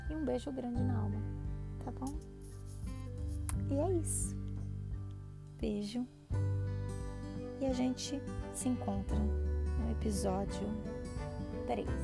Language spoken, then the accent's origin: Portuguese; São Paulo, Brazil; accent: paulista; Falei com sotaque paulista porque eu sou paulista. Eu puxo S, o R, porque eu sou do interior, eu falo. É que como eu misturei muita coisa, morei em vários estados assim no Brasil, até a minha pré-adolescência.